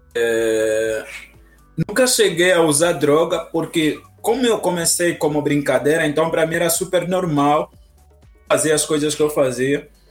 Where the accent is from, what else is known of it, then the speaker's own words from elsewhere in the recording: Angola; now in Brazil; eu sou angolano